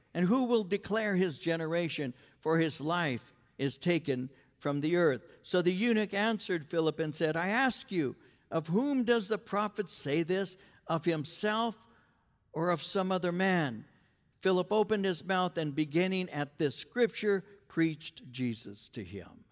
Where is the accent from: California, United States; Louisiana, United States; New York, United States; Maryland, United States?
California, United States; Norwalk; also born or lived in San Bernardino County, California; I'm from, uh, L A County, I'm from Norwalk